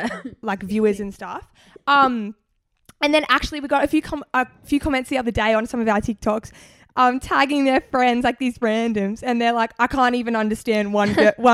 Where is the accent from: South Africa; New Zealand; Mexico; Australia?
Australia; Gold Coast, Queensland; now in New South Wales, Australia; I'm actually from the Gold Coast.